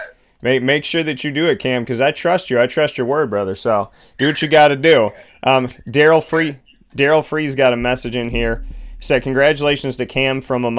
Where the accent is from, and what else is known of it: Binghamton, New York, United States; born or raised there